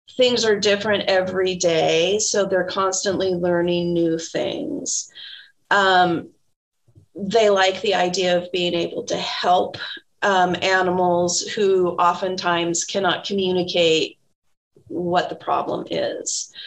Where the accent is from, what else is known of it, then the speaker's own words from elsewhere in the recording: Tacoma, Washington, United States; also born or lived in Bellingham; I am from Tacoma and I went off to Bellingham for my undergraduate degree at Western Washington University. And then my husband and I moved back to Tacoma.